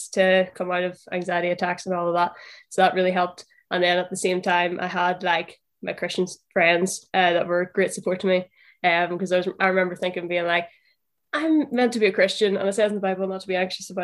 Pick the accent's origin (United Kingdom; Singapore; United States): United Kingdom; Northern Ireland; accent: Northern Irish; moved away as an adult; now in Liverpool, United Kingdom; From the accent, you can tell I'm from Northern Ireland.